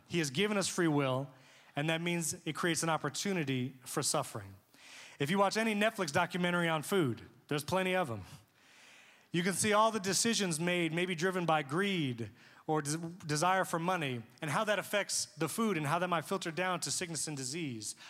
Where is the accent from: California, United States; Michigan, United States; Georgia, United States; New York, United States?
New York, United States; moved away; I grew up in New York